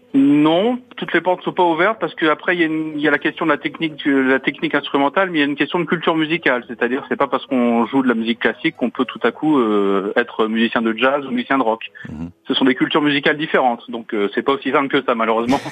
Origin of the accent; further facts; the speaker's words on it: Paris, Île-de-France, France; moved away as an adult; now in Strasbourg, France; je suis né à Paris et j'y ai vécu pendant une vingtaine d'années, mais ça fait maintenant... J'ai vécu plus longtemps maintenant en Alsace qu'à Paris.